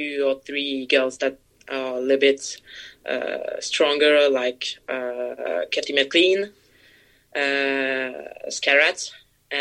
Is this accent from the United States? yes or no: no; France